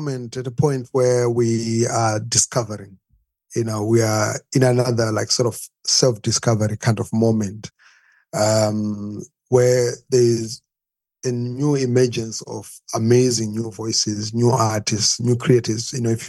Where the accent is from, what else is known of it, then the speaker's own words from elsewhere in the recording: Zimbabwe; now in Germany; I'm from Zim.